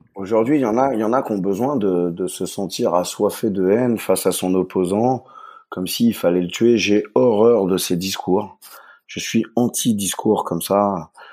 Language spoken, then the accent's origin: French; Saint-Malo, Brittany, France; now in Switzerland; je suis euh, de Saint-Malo